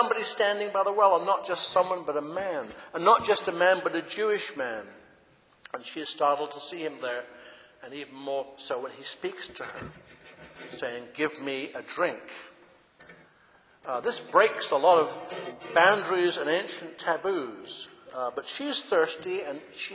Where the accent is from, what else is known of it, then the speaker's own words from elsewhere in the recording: England, United Kingdom; moved away; When I grew up in England, in Britain